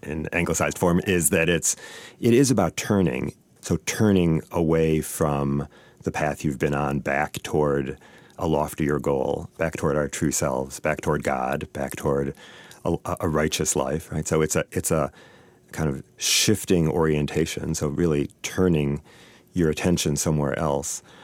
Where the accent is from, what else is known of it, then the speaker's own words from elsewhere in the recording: Saint Paul, Minnesota, United States; I grew up here in Saint Paul